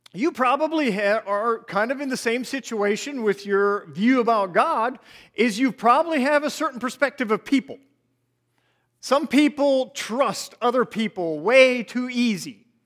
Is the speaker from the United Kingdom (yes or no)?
no; Nappanee, Indiana, United States; moved away; this is where me and my wife were both raised. Uh, we grew up in Napanee area